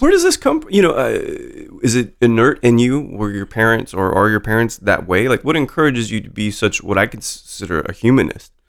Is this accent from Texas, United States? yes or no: no; Salt Lake City, Utah, United States; when I was growing up in Salt Lake City